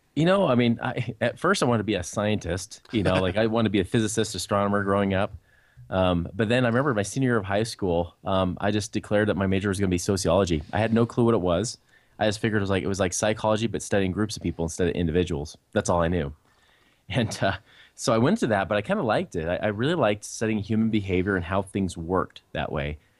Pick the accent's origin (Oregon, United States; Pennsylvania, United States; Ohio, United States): Oregon, United States; Portland; I grew up in near Portland, Oregon. That's where I was originally raised.